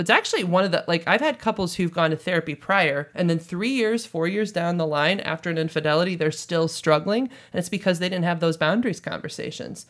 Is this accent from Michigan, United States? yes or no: no; St. Louis, Missouri, United States; also born or lived in Hawaii; I'm actually from Saint Louis, Missouri, right here